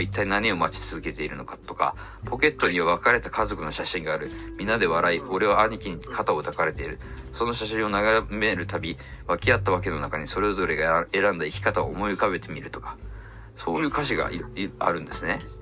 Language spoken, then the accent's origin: Japanese; Fukuoka, Japan; moved away as an adult; now in Tokyo, Japan; 何にも東京のこと知らない博多から来た僕がですよ